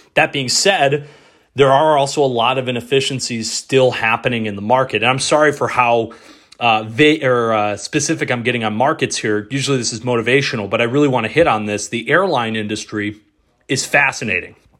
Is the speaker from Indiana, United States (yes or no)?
no; Detroit, Michigan, United States; moved away; my hometown radio station, ninety-seven point one The Ticket, back in Detroit.